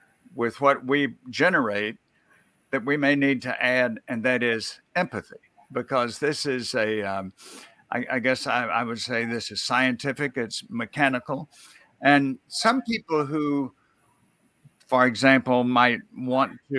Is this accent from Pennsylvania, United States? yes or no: no; Mississippi, United States; where I grew up in Mississippi